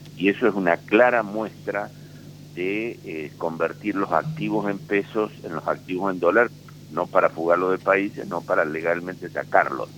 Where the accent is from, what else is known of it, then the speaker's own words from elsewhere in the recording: Paraná, Entre Ríos, Argentina; somos vecinos de Paraná